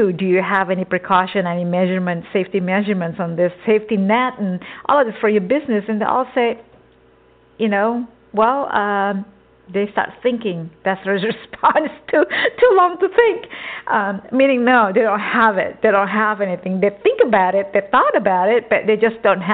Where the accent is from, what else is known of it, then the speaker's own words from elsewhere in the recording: Texas, United States; also born or lived in an island; now in California, United States; I grew up in Texas since I was, 4 years old.